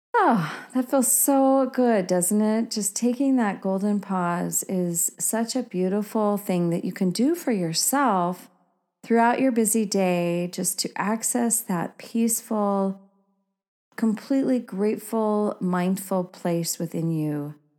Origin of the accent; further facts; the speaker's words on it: Oregon, United States; growing up in Oregon